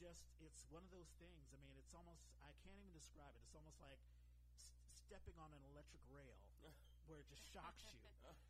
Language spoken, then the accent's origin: English; Washington, District of Columbia, United States; moved away as an adult; also born or lived in New York City; now in San Francisco Bay Area, United States; I grew up in Washington, D.C.